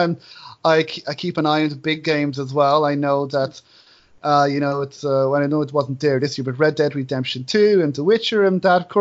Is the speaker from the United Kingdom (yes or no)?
no; Enniscorthy, Leinster, Ireland; my hometown of Enniscorthy